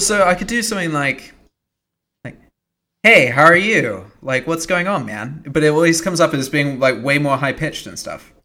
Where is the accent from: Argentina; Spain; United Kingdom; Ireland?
United Kingdom; moved away; also born or lived in United States; I didn't renew my British passport.